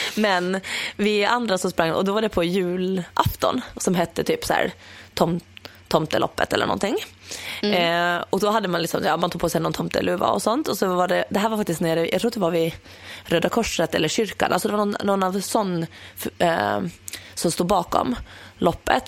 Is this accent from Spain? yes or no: no; Åland Islands; now in Stockholm, Sweden; hemma på Åland